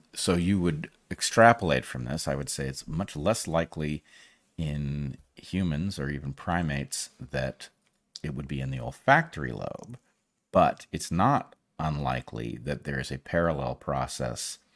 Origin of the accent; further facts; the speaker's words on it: United States; I'm an American